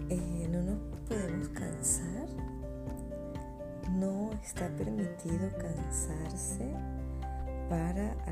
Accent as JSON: {"language": "Spanish", "town": "Caracas", "region": "Capital District", "country": "Venezuela", "also_born_or_lived": "Europe", "moved": "yes", "said": "como lo dije anteriormente, soy de Caracas, Venezuela, y con mucho gusto voy a empezar a grabar con ustedes y para ustedes desde una parte de Europa."}